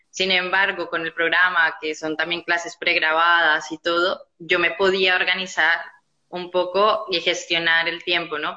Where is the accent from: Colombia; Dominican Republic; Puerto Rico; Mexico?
Colombia; moved away as an adult; now in Barcelona, Spain; yo soy colombiana, ¿vale? Eh, estoy aquí en Barcelona ya hace 10 años